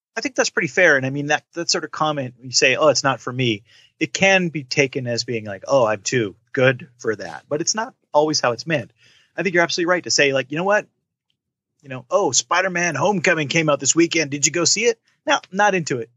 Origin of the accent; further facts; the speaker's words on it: Canada; I'm Canadian